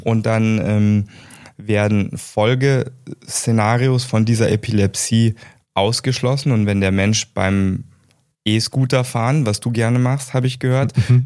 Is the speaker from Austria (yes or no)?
no; Germany; also born or lived in United States; ich bin gebürtiger Amerikaner und ich bin direkt nach meinem deutschen Abitur